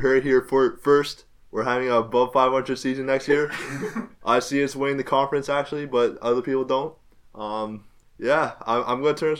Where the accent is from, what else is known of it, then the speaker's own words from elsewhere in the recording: Toronto, Ontario, Canada; moved away; Well, the mans are Chinese, but as Michael said, I hail in Toronto, Canada, best city in the world. Yeah, my parents are from China, so, and then they moved to Toronto when they were like, when they were like 30 or something like that.